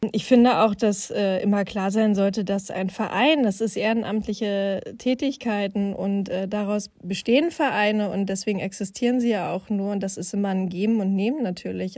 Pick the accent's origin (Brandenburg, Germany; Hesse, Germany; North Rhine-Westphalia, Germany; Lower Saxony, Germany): Brandenburg, Germany; Finsterwalde; moved away; in meiner Heimatstadt Fünsterwalde in Südbrandenburg